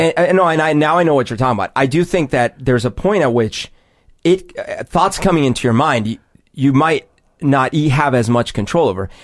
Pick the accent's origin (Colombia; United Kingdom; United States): Colombia; moved away; growing up in Columbia